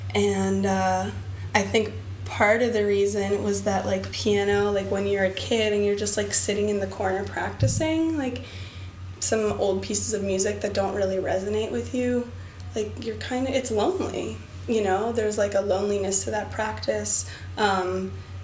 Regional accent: Berkeley, California, United States; also born or lived in Boston; the oldest capoeira school in my hometown, Berkeley

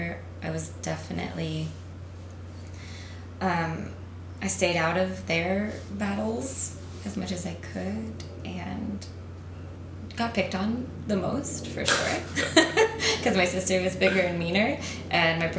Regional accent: Central Florida, United States; moved away as an adult; also born or lived in Tallahassee, Florida; now in New York, United States; I'm from Florida. Yeah. From like outside of Tampa area. Like born in Tallahassee, which is where Florida State is. And then raised in Central Florida.

